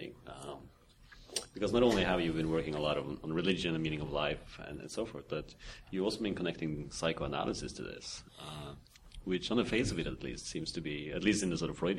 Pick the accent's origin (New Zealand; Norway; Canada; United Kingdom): Norway; I'm from Norway originally